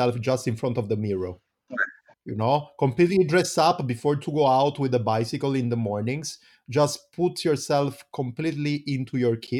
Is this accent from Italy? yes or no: yes; Italy; now in Berlin, Germany; we come from Italy. Nobody of us is a winter guy.